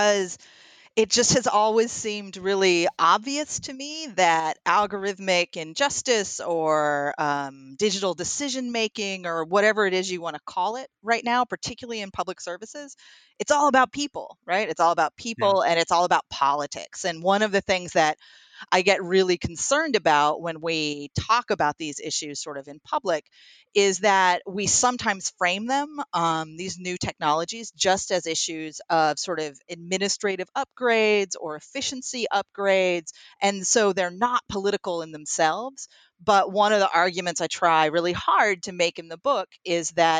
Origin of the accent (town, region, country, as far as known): Troy, New York, United States; born or raised there